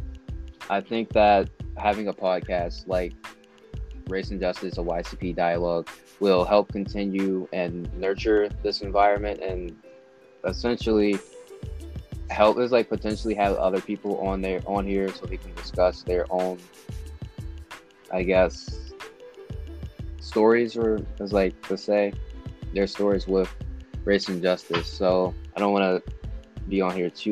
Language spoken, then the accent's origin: English; Parkville, Maryland, United States; I am from Parkville, Maryland, which is just Baltimore County